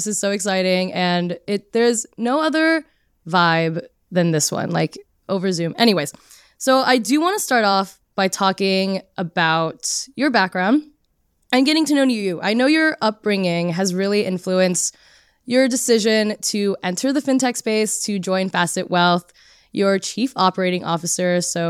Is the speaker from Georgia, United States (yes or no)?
no; California, United States; also born or lived in Texas; now in New York, United States; I was born and raised in California, then I moved to Texas, and then now I live in New York, and I have a Filipino mom who immigrated from the Philippines to the States, and then, you know, dad from LA.